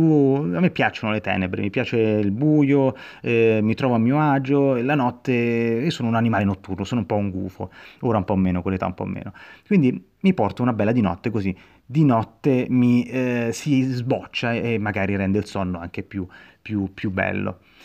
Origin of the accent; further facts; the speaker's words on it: Rome, Lazio, Italy; io sono cresciuto a Roma